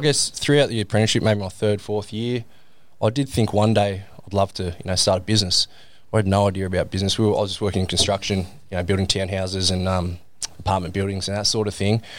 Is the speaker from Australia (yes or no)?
yes; Sydney, New South Wales, Australia; also born or lived in England; I was born in England. Dad's English, so we moved to Australia when I was eight years old. Right. Um, and that was for Dad's work. Like he got a job down here in, in Sydney, and we moved down here when I was a kid.